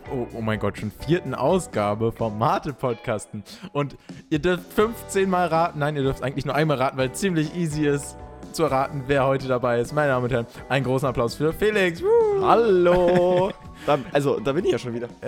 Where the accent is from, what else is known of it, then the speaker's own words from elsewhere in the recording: Berlin, Germany; Okay, wir kommen beide aus Berlin.